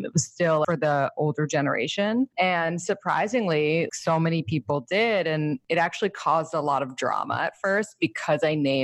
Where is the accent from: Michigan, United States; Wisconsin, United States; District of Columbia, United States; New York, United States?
New York, United States; New York City; I grew up in New York City